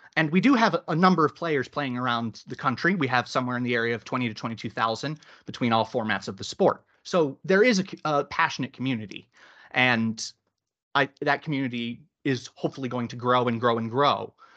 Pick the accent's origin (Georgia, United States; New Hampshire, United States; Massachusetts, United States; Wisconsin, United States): Massachusetts, United States; Boston; moved away as an adult; now in United Kingdom; I grew up in Boston